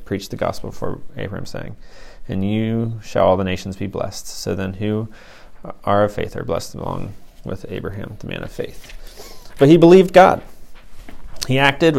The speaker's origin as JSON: {"language": "English", "region": "Ohio", "country": "United States", "said": "I'm from Ohio"}